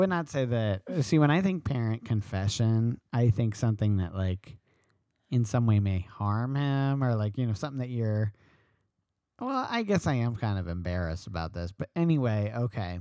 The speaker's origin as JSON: {"language": "English", "region": "New York", "country": "United States", "said": "I'm a New Yorker"}